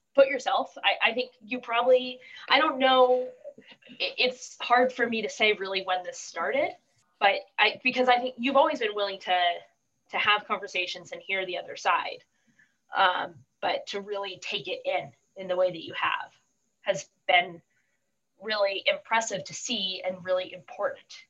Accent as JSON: {"language": "English", "town": "Oceanside", "region": "California", "country": "United States", "tie": "born or raised there", "said": "I grew up in Oceanside, which is a uh, San Diego in general, very strong military."}